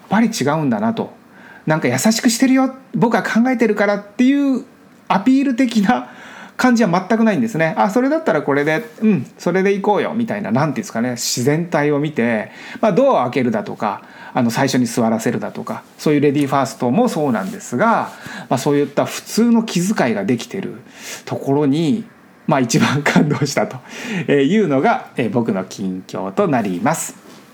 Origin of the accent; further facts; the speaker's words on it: Miyakonojo, Miyazaki, Japan; moved away as an adult; now in Los Angeles, United States; その住んでいた日本の場所が僕の地元なんですね本当に実家に住んでいたんです